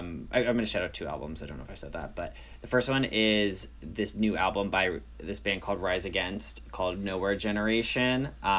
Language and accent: English; New York, United States; Oh, I'm from New York.